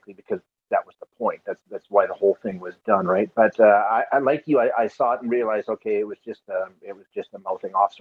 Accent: Alberta, Canada; I'm born and raised in Alberta

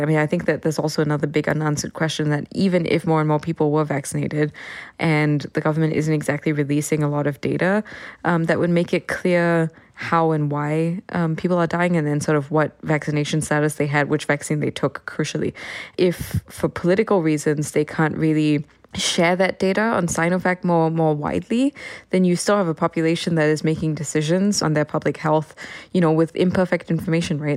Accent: Singapore; now in Hong Kong; I am from Singapore

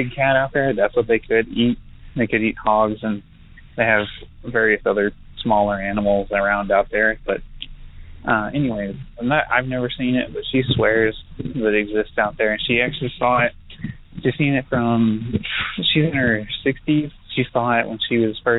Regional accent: Canyon, Texas, United States; now in Lubbock, United States; I grew up in Canyon, but I live in Lubbock and go to school in Lubbock, Texas

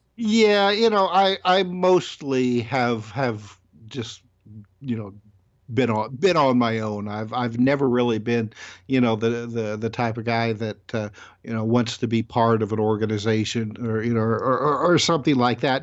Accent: Indiana, United States; born and raised in Indiana

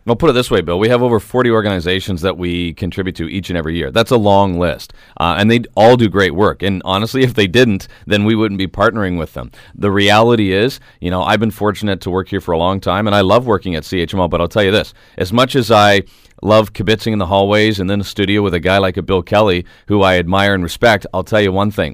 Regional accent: Canada; We are Canadian

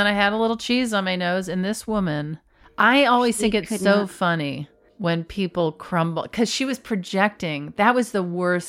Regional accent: Florida, United States; And I'm from Florida.

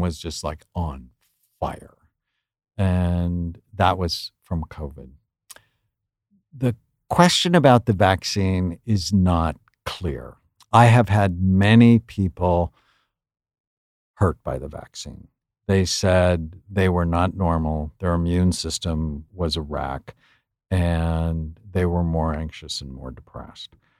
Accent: San Fernando Valley, California, United States; I grew up in the San Fernando Valley

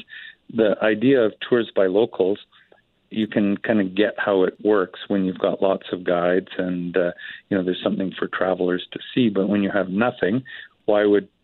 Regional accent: Canada

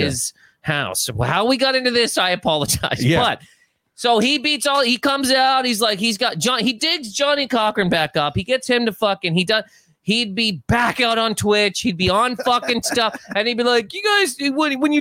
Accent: Canada; moved away as an adult; now in United States; I'm Canadian.

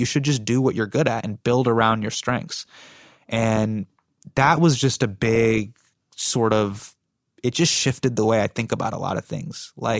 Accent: United States; And, you know, I felt this way growing up in America. Like, I've always felt like an insider and an outsider at the same time.

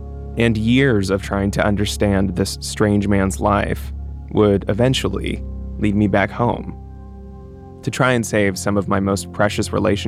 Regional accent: Florida, United States; moved away; also born or lived in New York; My sister and I are at a Chinese takeout place near where I grew up in Florida. I was back home visiting for the holiday.

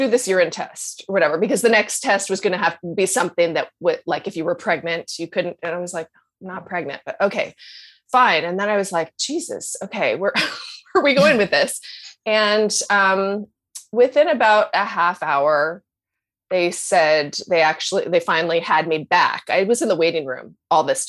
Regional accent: Canada; I'm so Canadian

